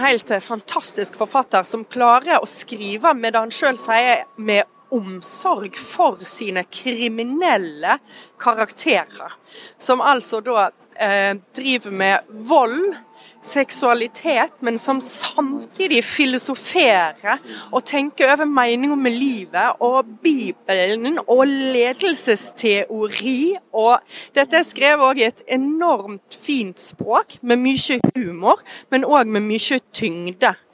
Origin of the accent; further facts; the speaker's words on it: Vestland, Norway; German is a second language; Also ich bin ähm, ähm, an der Westküste Norwegens aufgewachsen, zwischen Bergen und Helgesund, am Fjord da, am Hardangerfjord, also da, wo der Fjord dann ähm, ähm fast anfängt.